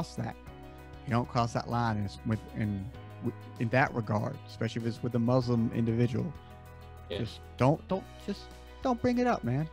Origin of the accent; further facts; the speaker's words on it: the South, United States; I live in the South. I grew up in the South.